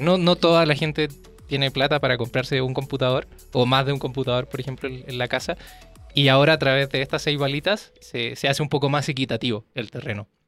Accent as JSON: {"language": "Spanish", "country": "Chile", "moved": "yes", "lives_now": "Mexico", "said": "yo soy chileno, vivo acá en México"}